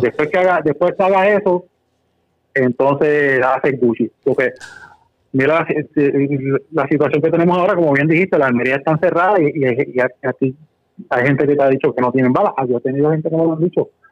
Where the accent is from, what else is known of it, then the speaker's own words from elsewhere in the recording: Corozal, Puerto Rico; yo soy original de Corozal